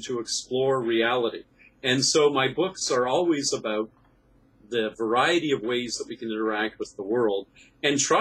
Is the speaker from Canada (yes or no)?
yes; Canada; I'm a Canadian science fiction writer